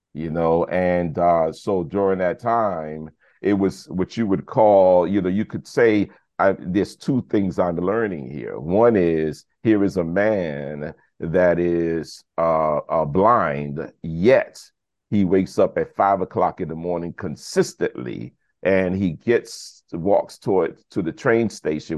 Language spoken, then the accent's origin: English; New York City, New York, United States; also born or lived in Brooklyn; I was born in Brooklyn, but raised in the South Bronx